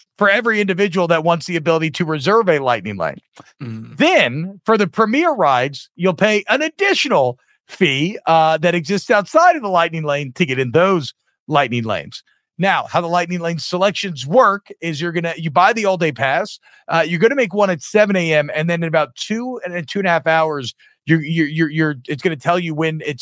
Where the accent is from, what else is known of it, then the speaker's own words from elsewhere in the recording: Louisiana, United States; I'm from Louisiana